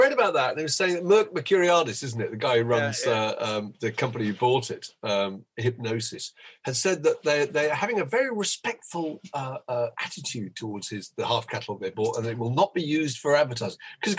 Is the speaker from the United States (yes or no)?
no; Canada; We're Canadian.